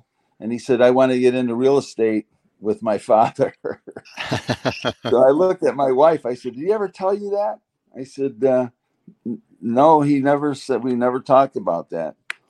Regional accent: Chicago, Illinois, United States; now in Estero, United States; I'm from South Chicago.

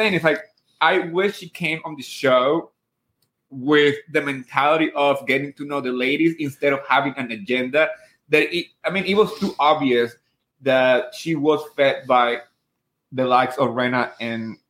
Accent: New Jersey, United States; moved away as an adult; now in Upstate New York, United States; I grew up in Jersey, so we don't pump our own gas. And then I moved up here to upstate New York with my husband last year.

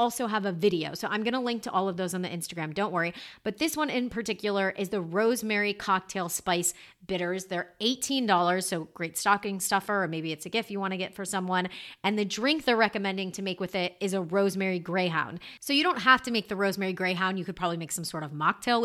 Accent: New York City, New York, United States; I'm a New Yorker

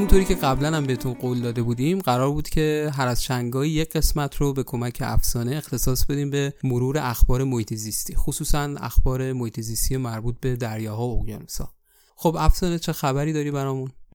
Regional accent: Iran; من به عنوان یه ایرانی

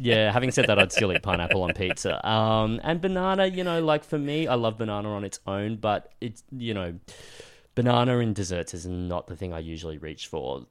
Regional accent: Sunshine Coast, Queensland, Australia; I grew up on the Sunshine Coast as a kid

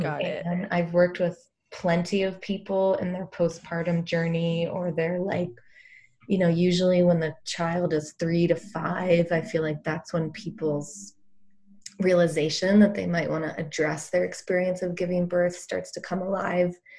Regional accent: East Coast, United States; moved away as an adult; also born or lived in Boulder, Colorado; I grew up on the East Coast

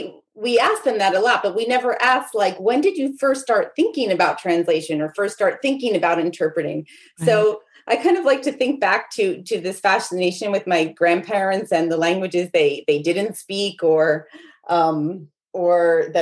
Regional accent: New Jersey, United States; I was born in New Jersey and pretty much there until I graduated from Rutgers University, which is in New Jersey.

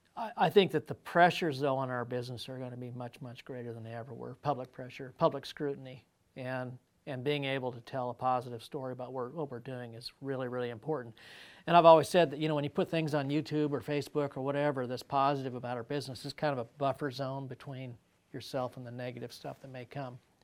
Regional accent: Colorado, United States; I grew up in Colorado

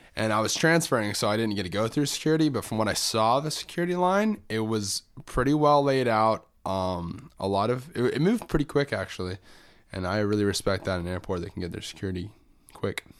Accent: Orlando, Florida, United States; growing up in Orlando

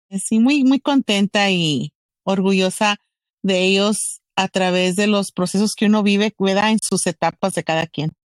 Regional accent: Roma, Texas, United States; yo viví y me criaron ahí en la orilla de, de México y Texas en Roma, Texas, un pueblito muy chiquito

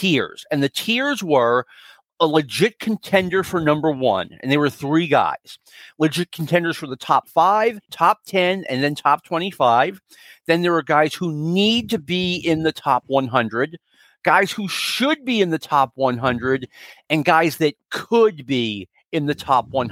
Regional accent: Northeast, United States; I grew up in the Northeast

